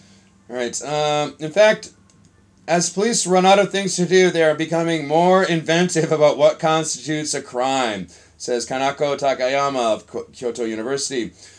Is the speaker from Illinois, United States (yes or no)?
yes; Chicago, Illinois, United States; I'm from Chicago, man. We're having some problems there.